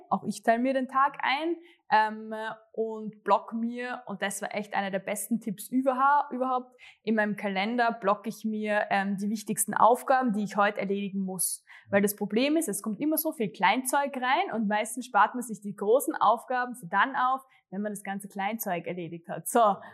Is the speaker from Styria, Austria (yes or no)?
yes; Graz, Styria, Austria; also born or lived in Gössendorf; ich komme tatsächlich aus äh, Gössendorf, Graz Umgebung, aber es ist echt genau an der Stadtgrenze. Also für mich, mhm. ich bin Grazerin, eindeutig. Ähm, und ja, bin eh zur Schule gegangen ähm, in Graz